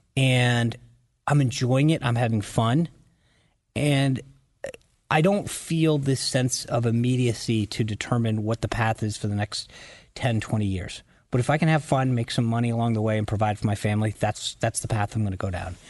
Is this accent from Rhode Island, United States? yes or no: yes; Rhode Island, United States; moved away as an adult; also born or lived in Washington, D.C.; I grew up in Rhode Island in a family that voted